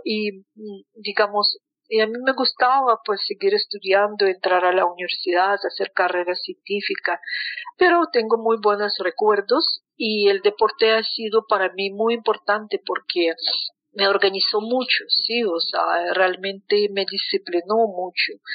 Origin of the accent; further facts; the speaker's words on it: Moscow, Russia; Spanish is a second language; moved away as an adult; now in Colombia; a sitios donde nací, caminando por Moscú